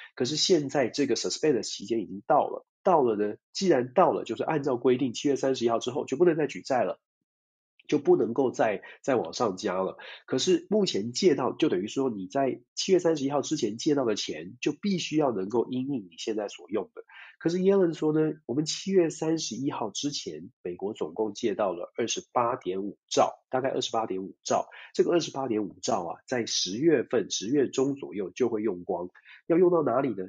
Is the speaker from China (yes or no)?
no; Taiwan; 作为台湾人